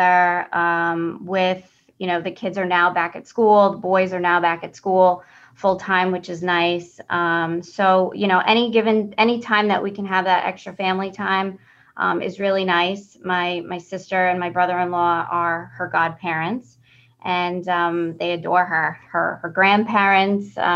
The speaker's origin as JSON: {"language": "English", "town": "Locust Valley", "region": "New York", "country": "United States", "tie": "born or raised there", "said": "I've been born and raised in Locust Valley"}